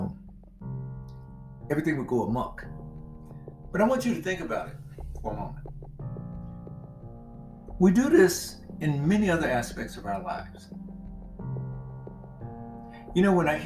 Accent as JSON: {"language": "English", "region": "Mississippi", "country": "United States", "tie": "born or raised there", "said": "I grew up in Mississippi where they didn't have HOAs"}